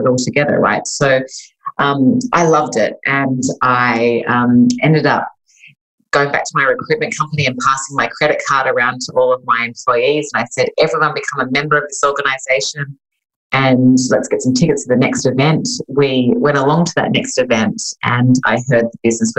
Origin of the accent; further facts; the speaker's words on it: Sydney, New South Wales, Australia; moved away as an adult; now in Los Angeles, United States; I'm originally Australian, so I was born and raised in Sydney, Australia. I moved to Los Angeles in California, where I now live